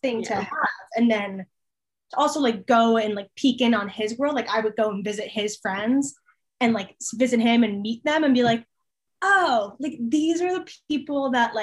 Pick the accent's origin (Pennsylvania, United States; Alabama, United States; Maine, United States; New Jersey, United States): Pennsylvania, United States; Allentown; moved away as an adult; now in Harrisonburg, United States; the place that I live at home is called Allentown. It's like Allentown is home because that's where I grew up